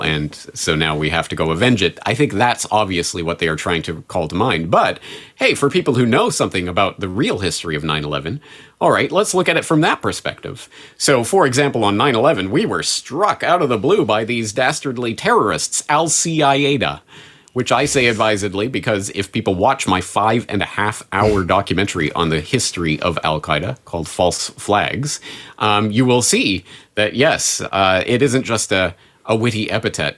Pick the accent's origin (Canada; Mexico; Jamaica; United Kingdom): Canada; now in Japan; as a Canadian in Japan